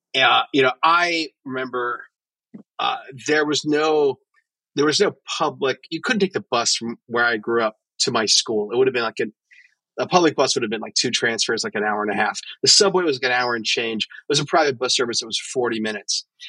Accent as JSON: {"language": "English", "town": "New York City", "region": "New York", "country": "United States", "tie": "born or raised there", "said": "I'm a New Yorker"}